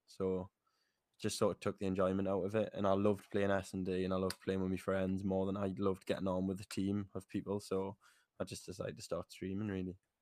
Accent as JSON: {"language": "English", "town": "Newcastle", "region": "North East England", "country": "United Kingdom", "said": "I'm twenty-three, I'm from Newcastle"}